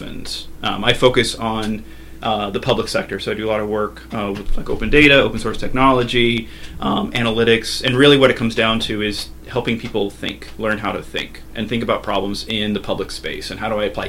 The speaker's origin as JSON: {"language": "English", "town": "Las Vegas", "region": "Nevada", "country": "United States", "tie": "born or raised there", "also_born_or_lived": "upstate New York", "moved": "as an adult", "said": "born and raised in Las Vegas."}